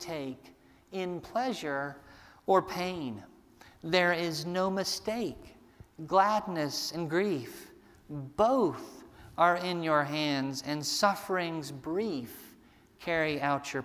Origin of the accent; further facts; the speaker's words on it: United States; us as American Christians